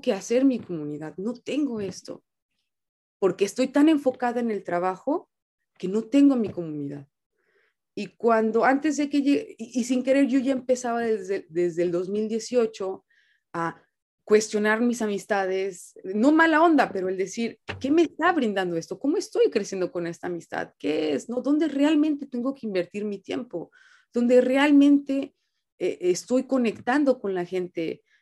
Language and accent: Spanish; Puerto Vallarta, Jalisco, Mexico; moved away as an adult; now in Japan; nací y crecí en Vallarta